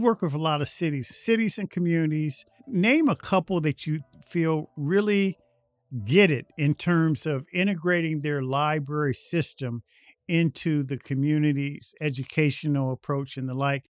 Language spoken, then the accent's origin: English; Indianapolis, Indiana, United States; I grew up in Indianapolis in the sixties and seventies